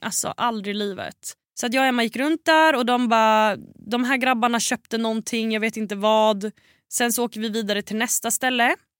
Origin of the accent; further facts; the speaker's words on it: Sweden; hemma i Sverige